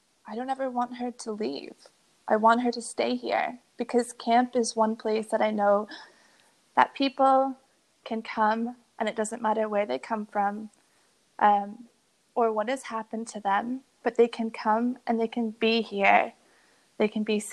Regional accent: Boston, Massachusetts, United States; I grew up in Boston.

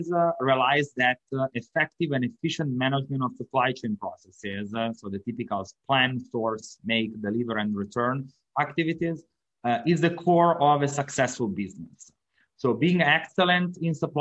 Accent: Italy; English is a second language; moved away as an adult; also born or lived in Milan, Italy; now in Miami, United States; as you can hear from my accent, I'm not from the United States. I'm from Italy.

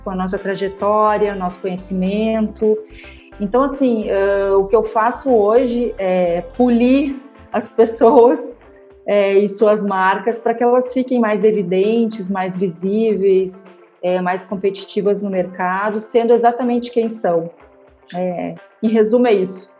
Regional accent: Rio Grande do Sul, Brazil; eu sou gaúcha

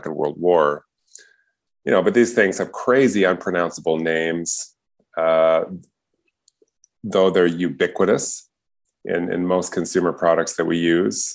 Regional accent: Canada; also born or lived in Montreal, Quebec / Richmond Hill, Ontario; I grew up in Montreal. And then in suburban Toronto and Richmond Hill

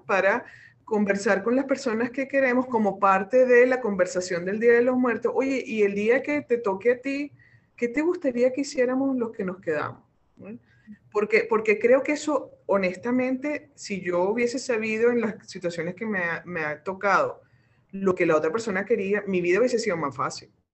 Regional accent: Venezuela

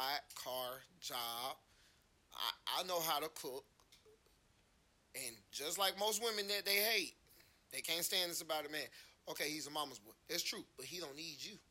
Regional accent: Atlanta, Georgia, United States; I'm from Atlanta

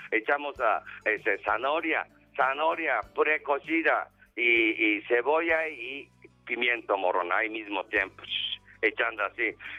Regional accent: Japan; Spanish is a second language; now in Mexico; Yo soy charro japonés

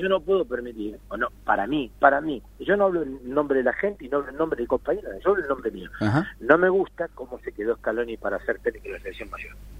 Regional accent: Argentina

